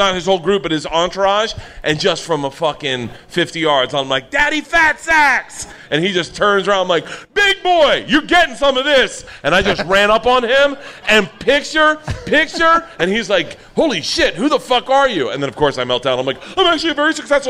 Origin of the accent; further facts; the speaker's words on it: Florida, United States; I'm from Florida